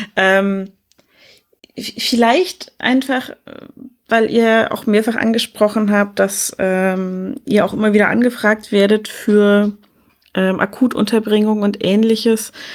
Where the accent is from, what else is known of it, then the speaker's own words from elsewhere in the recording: Germany; bei uns in Deutschland